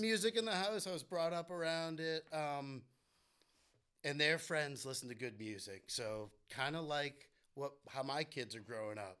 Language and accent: English; Winchester, Massachusetts, United States; now in Cape Cod, United States; I grew up in Winchester